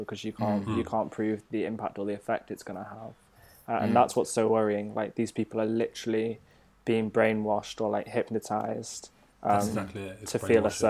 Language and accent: English; North Wales, United Kingdom; Growing up in North Wales